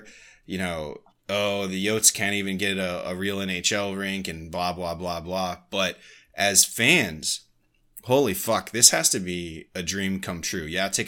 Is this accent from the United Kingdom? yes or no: no; Virginia, United States; also born or lived in Nebraska; me growing up on the East Coast, like, you know, hockey was not a main thing where I grew up in Virginia, like in the DMV, and, you know, even when I lived in the Midwest in Nebraska.